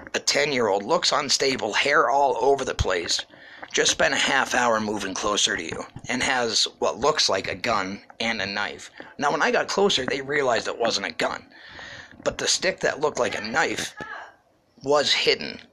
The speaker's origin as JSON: {"language": "English", "town": "Ashland", "region": "New Hampshire", "country": "United States", "tie": "born or raised there", "moved": "yes", "lives_now": "Pennsylvania, United States", "said": "I'm from the great state of New Hampshire, born and raised in Ashland, New Hampshire."}